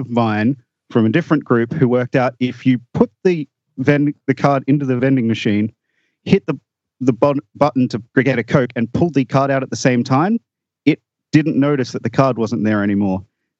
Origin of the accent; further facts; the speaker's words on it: Australia; So I'm from Australia. That might be obvious from my accent, but possibly not, because many people in Australia where I live have asked me if I'm from USA or Canada.